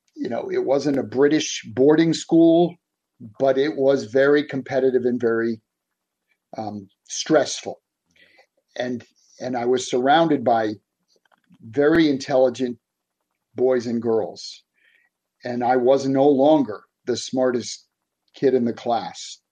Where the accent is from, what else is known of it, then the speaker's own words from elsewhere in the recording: Boston, Massachusetts, United States; moved away as an adult; now in West Virginia, United States; I grew up in South Boston, which most people would never have heard of it's just a neighborhood in in the city of Boston